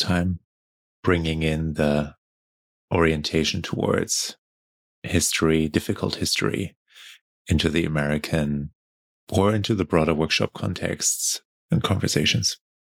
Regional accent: Germany; moved away; I I only connect back to my home country and my family like on these trips

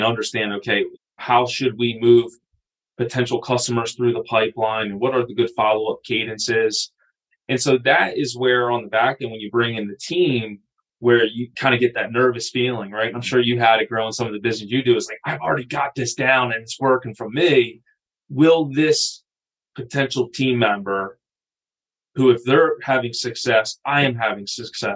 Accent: Wilmington, Delaware, United States; I grew up in Wilmington, Delaware, right? So just outside of Philadelphia

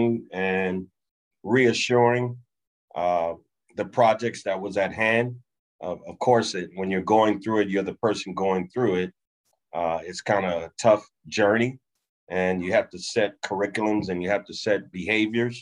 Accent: Inglewood, California, United States; I grew up in Inglewood, California

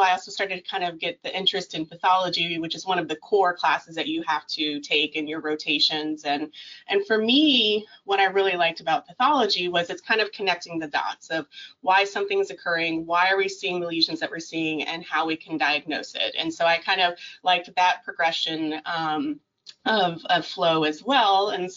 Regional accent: Illinois, United States; moved away as an adult; also born or lived in Tennessee; now in Lexington, United States; I'm originally from Illinois. I'm a Midwestern girl. Again, grew up with a love of horses

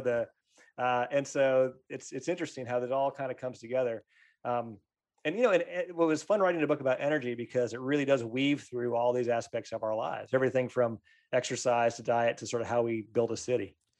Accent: Pennsylvania, United States; I grew up in Pennsylvania

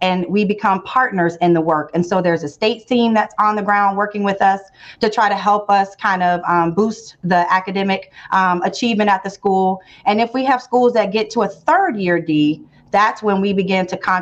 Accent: Tampa, Florida, United States; also born or lived in Louisville, Kentucky; at the age of two, we came back to Tampa, and I've been raised really in Tampa

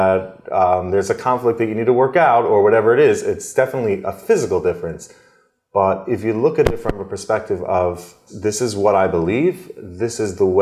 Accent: Adelphia, New Jersey, United States; I grew up in Adelphia, New Jersey, small little town near Lakewood

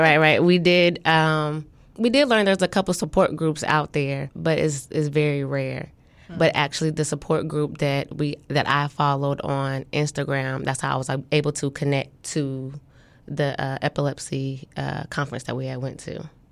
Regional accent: Topeka, Kansas, United States; moved away as an adult; now in Norfolk, United States; I'm from Topeka, Kansas

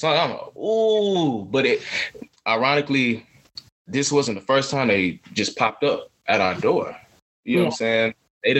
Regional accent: Atlanta, Georgia, United States; I'm from Atlanta. I'm going to sit here and play the fool, finesse.

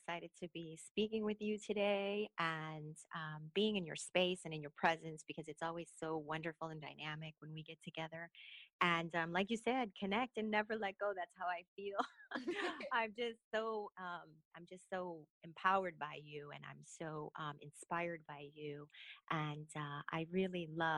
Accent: Chicago, Illinois, United States; moved away as an adult; I grew up in the west side of Chicago, Humboldt Park area

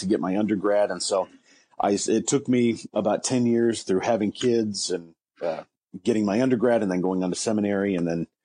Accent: Ligonier, Indiana, United States; now in Wabash, United States; the Ligonier United Methodist Church in what I consider my hometown

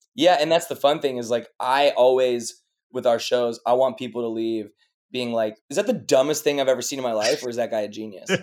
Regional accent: Chicago, Illinois, United States; moved away as an adult; also born or lived in New York / Los Angeles / France / London; I was born in New York, and then I grew up in Chicago

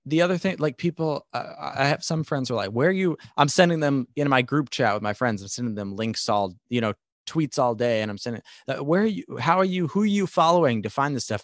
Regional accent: New York, United States; I'm a New Yorker, I'm from New York

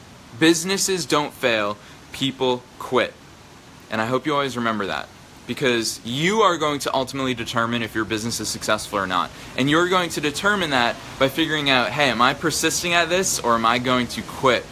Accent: just outside of Boston, Massachusetts, United States; I grew up just outside of Boston

